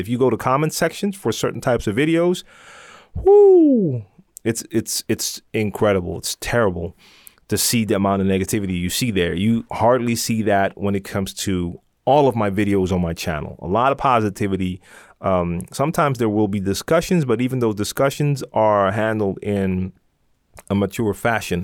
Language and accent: English; Amsterdam, North Holland, Netherlands; I'm from Amsterdam